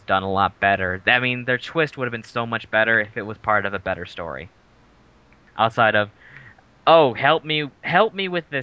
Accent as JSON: {"language": "English", "town": "Ludington", "region": "Michigan", "country": "United States", "tie": "born or raised there", "moved": "yes", "said": "my hometown for the 5th year anniversary of Backstage Hobbies and Games down in Ludington"}